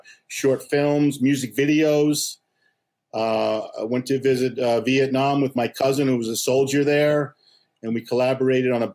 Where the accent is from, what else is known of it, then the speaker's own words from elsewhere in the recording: Huntington Station, New York, United States; also born or lived in Flushing, New York; I was born in Flushing, New York at the Salvation Army Hospital. And then when I was two years old, my family moved out to Huntington Station